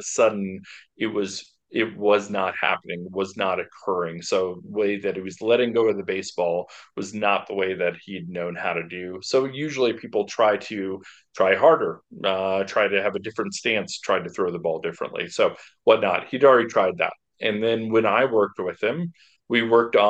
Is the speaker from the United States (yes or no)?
yes; Boulder, Colorado, United States; I'm from Boulder, Colorado